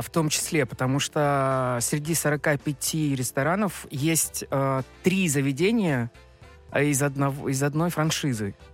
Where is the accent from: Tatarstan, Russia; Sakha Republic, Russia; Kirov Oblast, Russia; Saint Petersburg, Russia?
Sakha Republic, Russia; Yakutia; now in Moscow, Russia; На севере, в Якутии, откуда я родом, совсем другая кухня